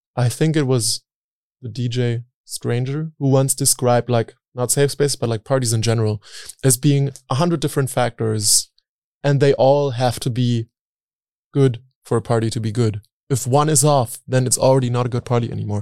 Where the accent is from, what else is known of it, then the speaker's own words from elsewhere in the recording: Berlin, Germany; I grew up in Berlin